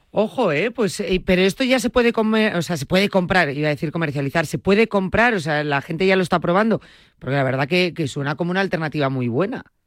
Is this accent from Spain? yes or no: yes; Galicia, Spain; en mi tierra, en Galicia